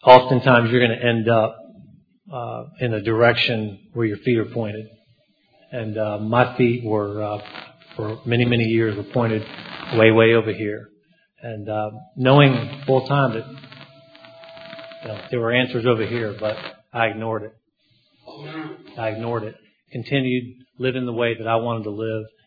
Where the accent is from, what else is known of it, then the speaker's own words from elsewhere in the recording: Atlanta, Georgia, United States; moved away; I'm from Atlanta, Georgia